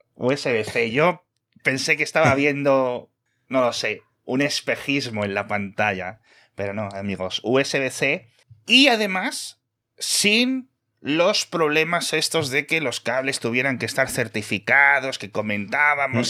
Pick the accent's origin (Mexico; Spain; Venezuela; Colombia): Spain; Castile and León; now in Madrid, Spain; en mi pueblo de León somos 50 personas